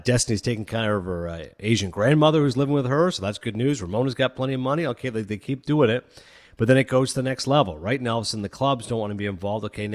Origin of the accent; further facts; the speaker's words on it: Toronto, Ontario, Canada; my hometown of Toronto